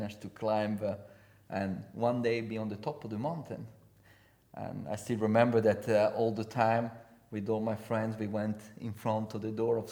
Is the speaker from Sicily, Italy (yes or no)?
no; Courmayeur, Aosta Valley, Italy; English is a second language; I come from Courmayeur, best playground in the world.